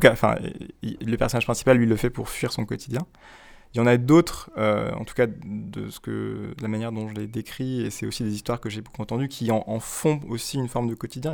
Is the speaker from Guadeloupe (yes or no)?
yes; Guadeloupe; moved away as an adult; j'ai grandi en Guadeloupe